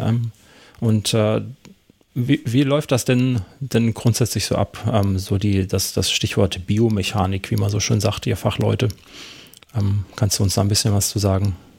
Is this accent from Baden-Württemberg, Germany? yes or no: yes; Karlsruhe, Baden-Württemberg, Germany; bei uns in Karlsruhe